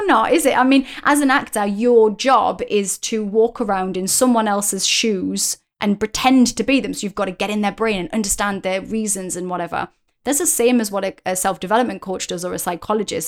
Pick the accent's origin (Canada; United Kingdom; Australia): United Kingdom; as a British person